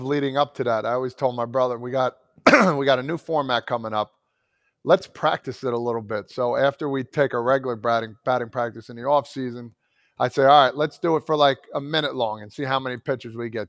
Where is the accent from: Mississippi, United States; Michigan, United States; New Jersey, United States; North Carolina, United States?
New Jersey, United States; growing up in New Jersey